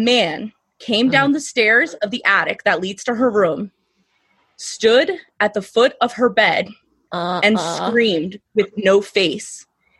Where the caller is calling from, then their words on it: Harrisburg, Pennsylvania, United States; Pennsylvania, Harrisburg.